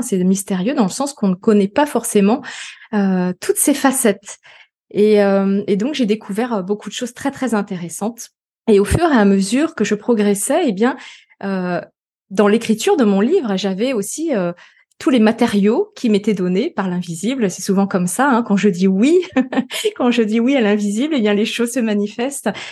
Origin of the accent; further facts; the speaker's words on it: Finistère, Brittany, France; also born or lived in Paris region; now in Vannes, France; Retour un peu à mes sources bretonnes, puisque je suis du Finistère